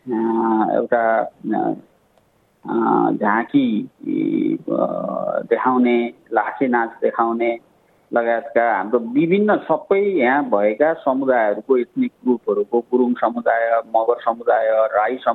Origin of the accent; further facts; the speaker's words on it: Nepal; now in Australia; हामी नेपाली हौँ